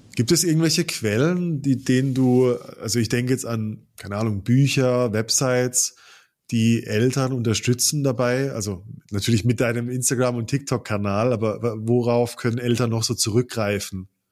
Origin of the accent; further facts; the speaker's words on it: Baden-Württemberg, Germany; moved away; aus der Baden-Württemberg-Ecke, aus der ich komme